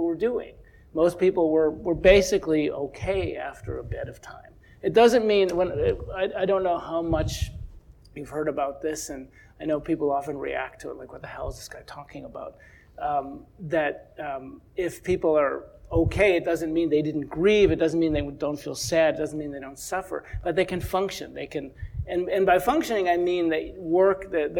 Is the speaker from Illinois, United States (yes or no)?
yes; Chicago, Illinois, United States; I grew up in Chicago